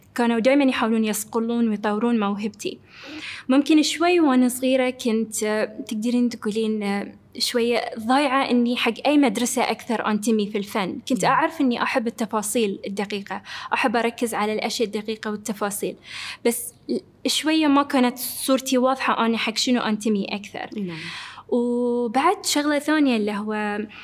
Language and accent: Arabic; Bahrain; moved away; كوني أول بحرينية موجودة عندهم في الفريق